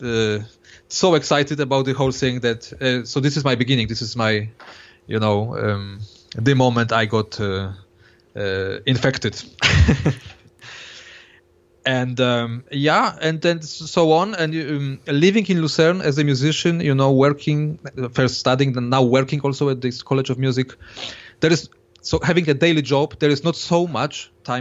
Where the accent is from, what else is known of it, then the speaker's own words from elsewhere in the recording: Poland; I was born in Poland